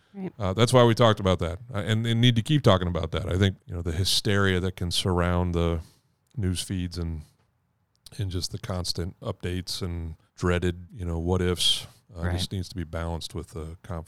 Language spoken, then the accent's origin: English; Caribou, Maine, United States; moved from Boston back to Caribou, where I was born in Maine, and I finished high school there.